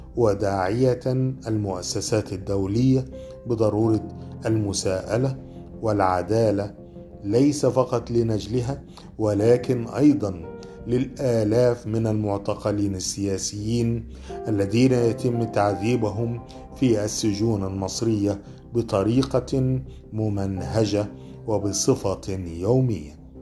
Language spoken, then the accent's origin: Arabic; Egypt; انا كمواطن مصري